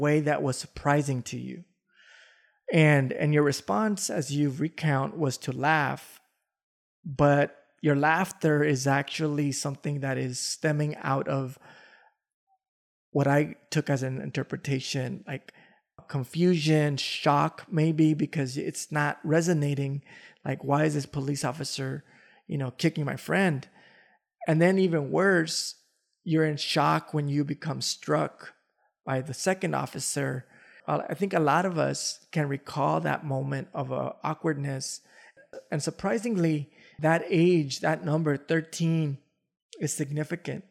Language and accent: English; Los Angeles, California, United States; I didn't grow up in the Boyle Heights area. I grew up in the South Central area